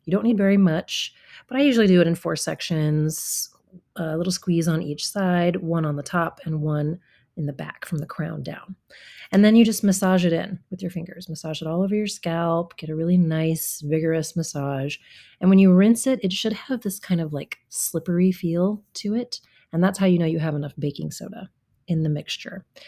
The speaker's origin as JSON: {"language": "English", "region": "Midwest", "country": "United States", "tie": "born or raised there", "also_born_or_lived": "Hawaii", "moved": "yes", "lives_now": "Seattle, United States", "said": "my life as a child growing up in the Midwest"}